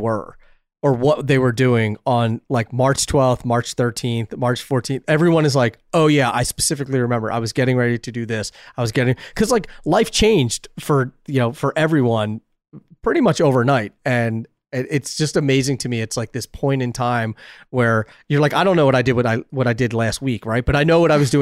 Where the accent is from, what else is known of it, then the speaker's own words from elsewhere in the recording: West Chester, Pennsylvania, United States; moved away; also born or lived in New York area; From Westchester, Pennsylvania